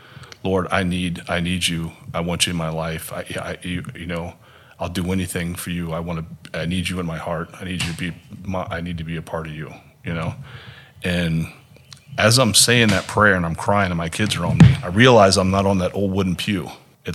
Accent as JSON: {"language": "English", "region": "Maryland", "country": "United States", "also_born_or_lived": "Minnesota / Fairfax, Virginia", "moved": "yes", "lives_now": "Haiti", "said": "I'm originally from Maryland"}